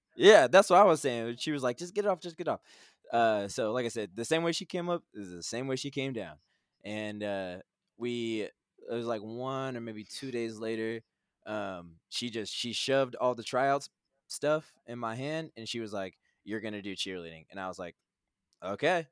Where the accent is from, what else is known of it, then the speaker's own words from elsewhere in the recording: Manhattan, Kansas, United States; I'm from Manhattan, Kansas